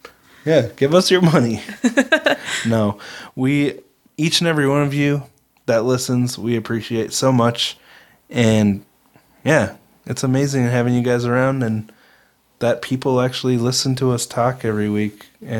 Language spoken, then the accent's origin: English; Minnesota, United States; We're from Minnesota. Can we say y'all?